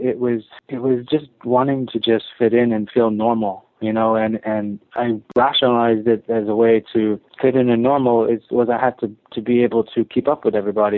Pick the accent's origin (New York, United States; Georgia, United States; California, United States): New York, United States; New York City; growing up in New York City, I'm going to school